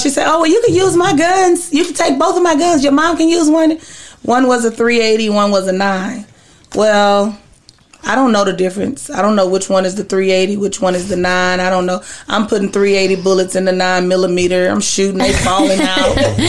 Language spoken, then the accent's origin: English; Dallas, Texas, United States; Born and raised in Dallas. I'm a massage therapist.